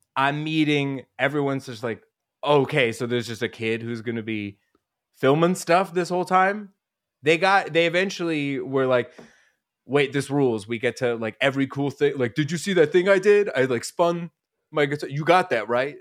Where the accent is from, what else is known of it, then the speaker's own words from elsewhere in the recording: Denver, Colorado, United States; also born or lived in Rochester, New York; I grew up in Colorado